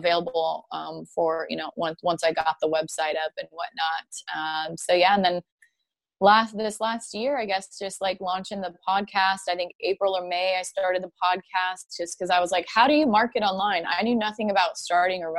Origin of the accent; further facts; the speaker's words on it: Spanaway, Washington, United States; moved away as an adult; now in Nashville, United States; I'm from Spanaway, Washington. It's about an hour south of Seattle